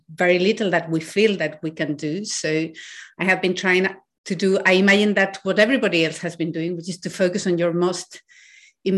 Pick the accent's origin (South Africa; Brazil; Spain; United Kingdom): Spain; I was born in Spain when Spain was still in a dictatorship. And until I was 8, women in my country could not have their own current account